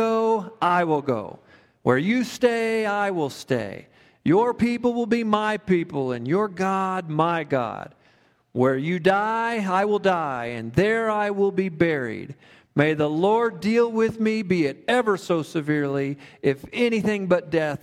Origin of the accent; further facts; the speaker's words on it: Kansas, United States; now in Woodland Park, United States; I grew up in Kansas, a small town similar to Woodland Park in many respects